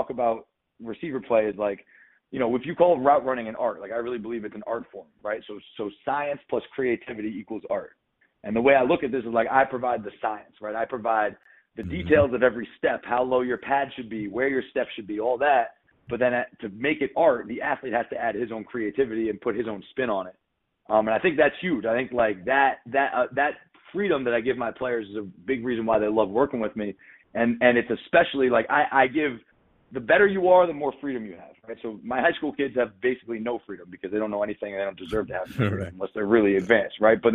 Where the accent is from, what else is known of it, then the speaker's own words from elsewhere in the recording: New York City, New York, United States; I was born in New York City